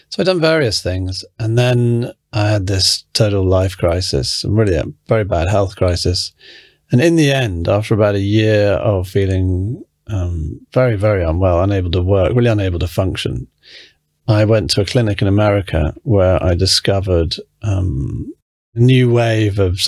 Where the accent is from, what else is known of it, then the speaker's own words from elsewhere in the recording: England, United Kingdom; also born or lived in London; I was born in England. My mother's American. My father is English.